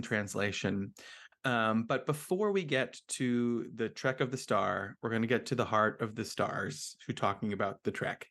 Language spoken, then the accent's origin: English; New Jersey, United States; now in Philadelphia, United States; I am from New Jersey